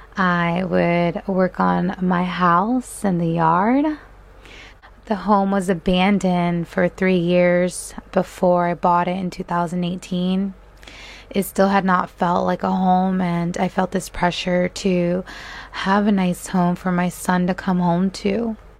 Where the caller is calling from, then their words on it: Delaware, United States; I am calling in from Delaware.